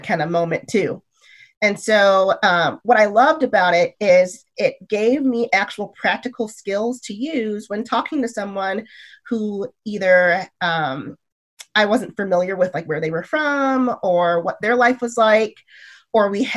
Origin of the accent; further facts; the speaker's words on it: Michigan, United States; moved away as an adult; now in California, United States; my community that I grew up in Michigan is actually really diverse